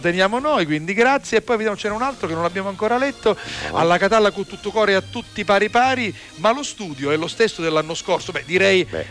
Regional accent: Sicily, Italy; Siamo siciliani, orgogliosi di esserlo

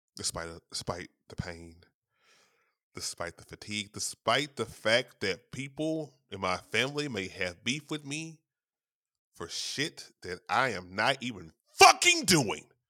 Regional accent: Shreveport, Louisiana, United States; my hometown of Shreveport, Louisiana

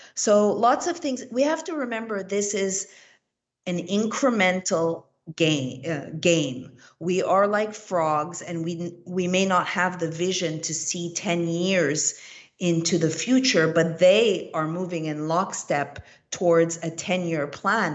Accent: Montreal, Quebec, Canada; moved away; I am originally from Montreal, Canada

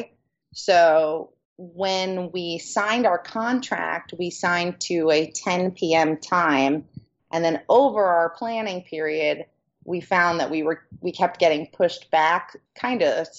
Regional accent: New Jersey, United States; My side of the family is a large Italian family, and we're all from New Jersey.

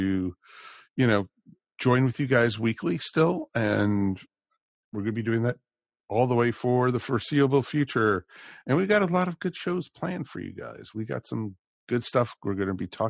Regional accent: Maryland, United States; in Maryland, we had Channel 5 and Channel 20

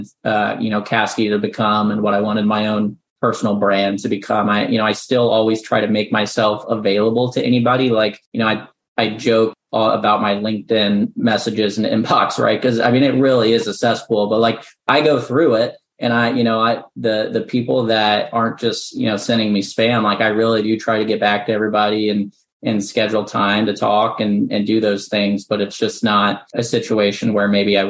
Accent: Midwest, United States; moved away as an adult; also born or lived in Central Illinois; now in Nashville, United States; I'm born and raised in the Midwest

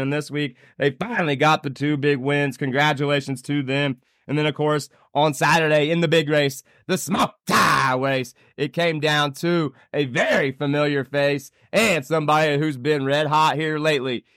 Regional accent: Anderson, Indiana, United States; now in Fort Collins, United States; my hometown. That's right, Anderson Speedway

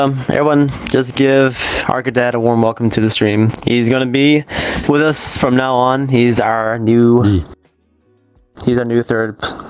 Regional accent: the South, United States; I just stumble because I'm from the south

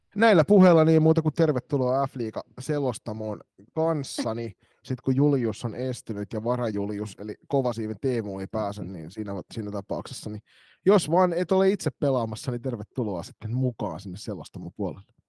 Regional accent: Kotka, Kymenlaakso, Finland; now in Turku, Finland; mun kotikaupungissa ne oli niitä sisäänpäin kääntyneitä kotkalaisia

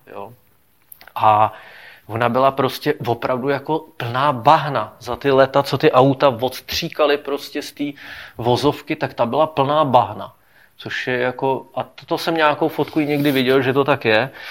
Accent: Prague, Czechia; u nás na Venici

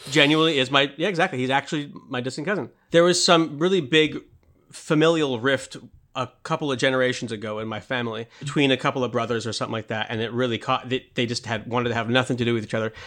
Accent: United States; I grew up in America

